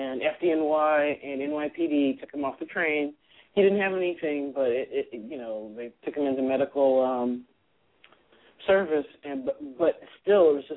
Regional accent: Fresno, California, United States; I grew up in Fresno, California.

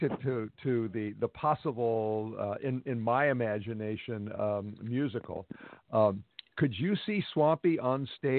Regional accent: Ballona Creek, Los Angeles area, California, United States; I grew up near Biona Creek, which is, you know, one of the tributaries that actually goes down the ocean, which is, like you say, concreted in.

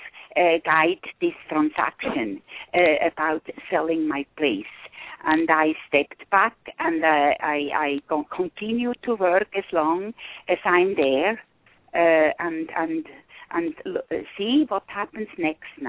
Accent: Switzerland; now in Cusco, Peru; close to my home country, Switzerland

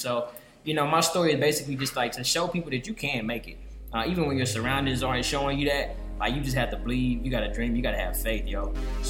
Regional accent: St. Louis, Missouri, United States; I'm hailing straight from the Show Me State. So that's the good old St. Louis, Missouri.

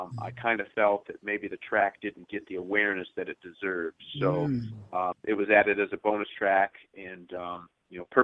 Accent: Lansing, Michigan, United States; born or raised there

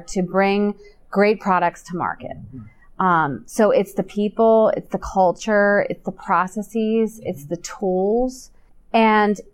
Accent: Hershey, Pennsylvania, United States; I was born in Hershey, so I'm a little bit biased. I grew up there

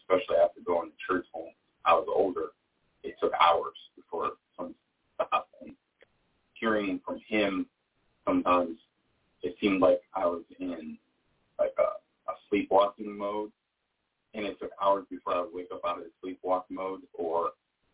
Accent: New York, United States; now in Richmond, United States; I'm from New York

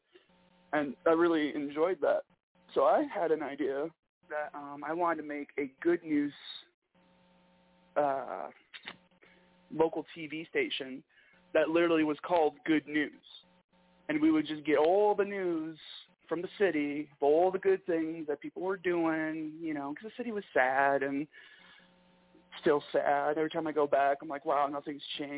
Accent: Michigan, United States; accent: Michigan; I'm from Michigan, so I have a fair amount of Canadian, you know, interaction.

